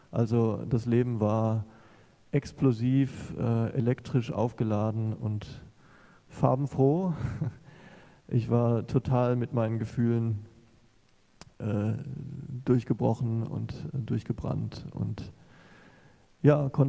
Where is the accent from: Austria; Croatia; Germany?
Germany; Southern Germany; Ich war zurück in meine Heimat gezogen, nach Süddeutschland ähm